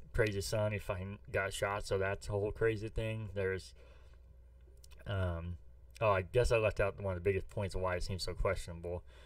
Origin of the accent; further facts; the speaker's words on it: St. Louis, Missouri, United States; I'm from St. Louis